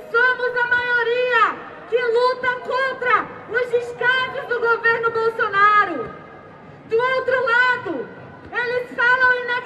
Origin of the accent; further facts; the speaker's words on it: Amazonas, Brazil; vilã lá do norte desse país, sou amazonense